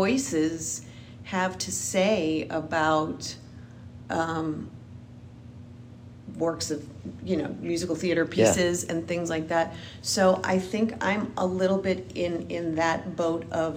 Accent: New Orleans, Louisiana, United States; I am originally from New Orleans, Louisiana.

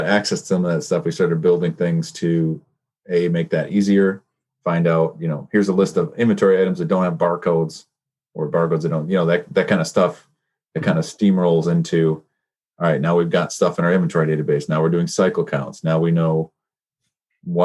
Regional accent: Petoskey, Michigan, United States; We went to the same school. I'm from Petoskey

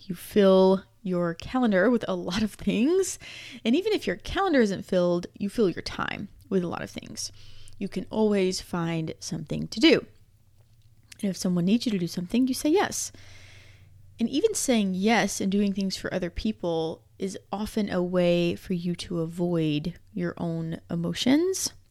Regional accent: Georgia, United States; moved away; the part of Georgia where we're from

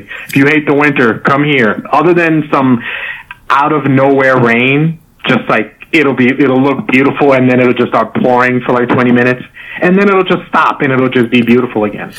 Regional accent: New York, United States; also born or lived in Sayreville, New Jersey / Haiti (ancestry); now in Florida, United States; I grew up in New York and then eventually moved to Jersey

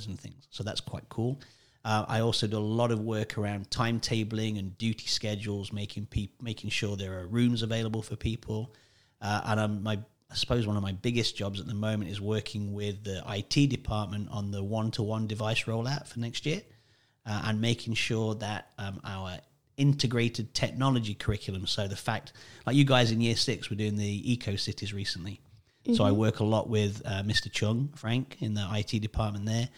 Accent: Sutton-in-Ashfield, East Midlands, United Kingdom; moved away; I'm from a very small place, roughly in the middle of England, called Sutton in Ashfield

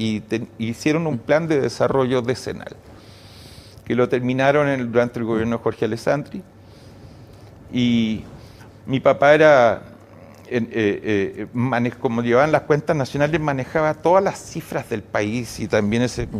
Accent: Santiago, Santiago Metropolitan, Chile; decidí cambiarme de colegio. Saqué mm. Saqué mejor promedio de mi curso mm. y me fui al Liceo 11 de las Condes

